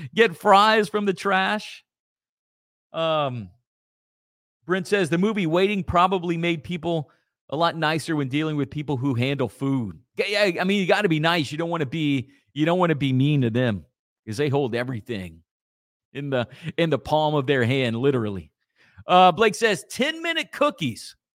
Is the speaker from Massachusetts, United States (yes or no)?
no; Acadia Parish, Louisiana, United States; growing up in Acadia Parish, those old brown Acadia Parish